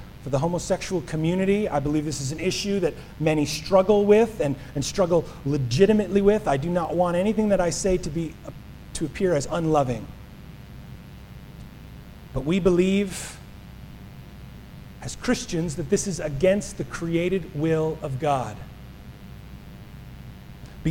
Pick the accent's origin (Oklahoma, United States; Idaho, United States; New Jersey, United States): New Jersey, United States; moved away; my home state, Atlantic City